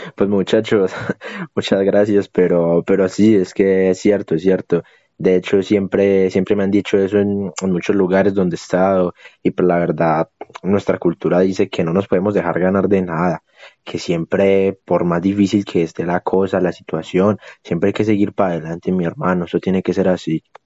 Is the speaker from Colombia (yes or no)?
yes; Boyacá, Colombia; allá en mi tierra, en Boyacá